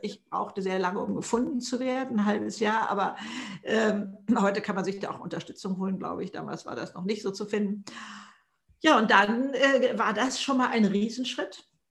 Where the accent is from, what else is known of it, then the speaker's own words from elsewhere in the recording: Hamburg, Germany; ich komme aus Hamburg hier im Norden